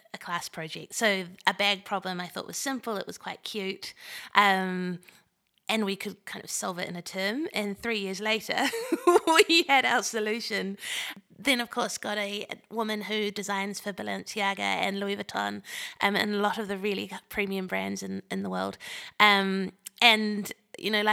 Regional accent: New Zealand; moved away; I'm from New Zealand originally

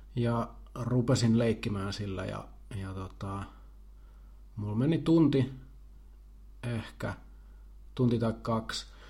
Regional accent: Jalasjärvi, South Ostrobothnia, Finland; me ollaan samalta paikkakunnalta kotoisin, me ollaan molemmat Jalasjärveltä

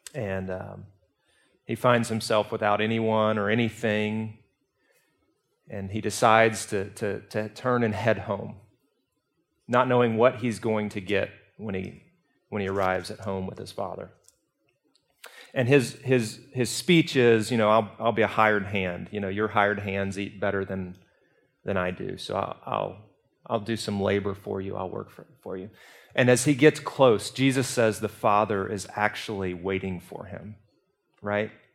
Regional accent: Birmingham, Alabama, United States; I'm from Birmingham." And she said, "England." And I said, "Alabama

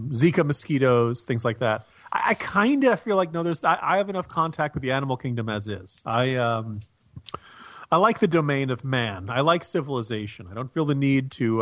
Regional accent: New Jersey, United States; I grew up in the New Jersey area

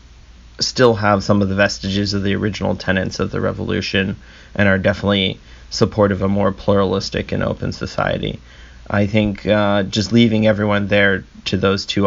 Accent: United States; despite me being an American

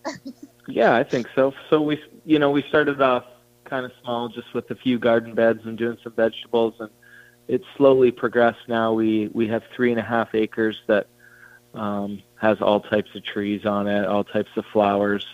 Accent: Banff, Alberta, Canada; we grew up uh, in Banff, which is just outside Calgary.

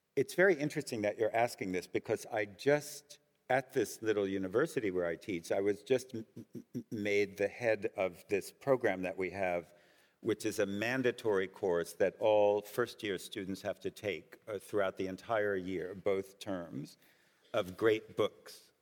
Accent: United States; I'm also Jewish and I'm also American

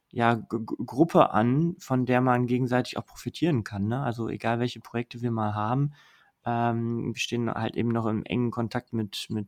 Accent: Mülheim, North Rhine-Westphalia, Germany; aber meine Heimat ist äh, ein bisschen weiter ähm, westlich im Ruhrgebiet in Mülheim.

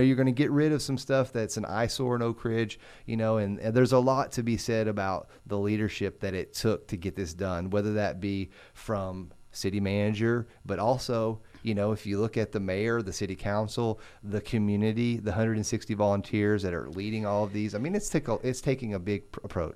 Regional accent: Oak Ridge, Tennessee, United States; moved away; I grew up in Oak Ridge, graduated from Oak Ridge

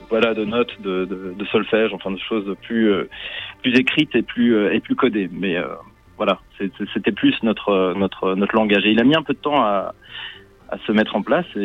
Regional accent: Switzerland; moi j'ai grandi en Suisse.

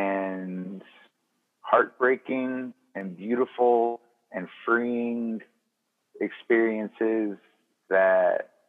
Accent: Mississippi, United States; And like my accent specifically is because it started out as an affectation because I knew I didn't want to spend my entire life in Neshoba County, Mississippi.

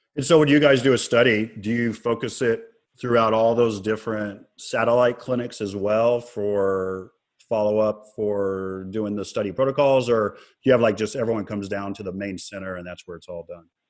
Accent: Texas, United States; I'm a Texan, man. We don't have many Italians down here

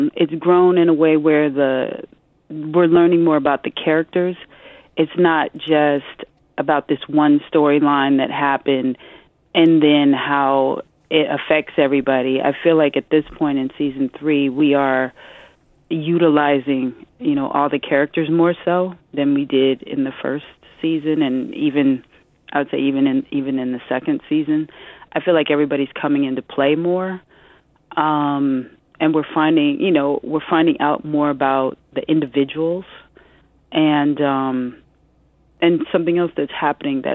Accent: Omaha, Nebraska, United States; now in New York, United States; I'm a Midwesterner, too, because I come from Omaha, Nebraska

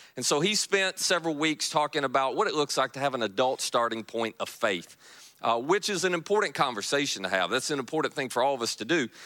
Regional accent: Kentucky, United States; now in Marianna, Florida, United States; I am from Kentucky

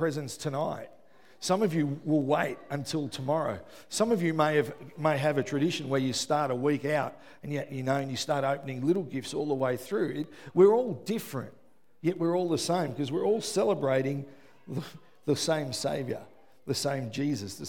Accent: Melbourne, Victoria, Australia; I grew up in West Footscray.

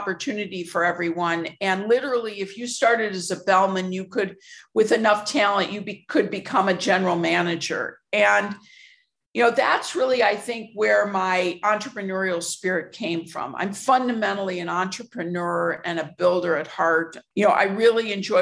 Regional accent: Chicago, Illinois, United States; born or raised there

